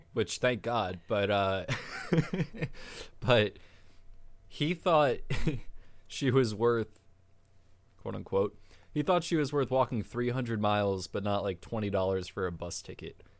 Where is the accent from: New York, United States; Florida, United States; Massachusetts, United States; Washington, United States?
New York, United States; Chappaqua; born or raised there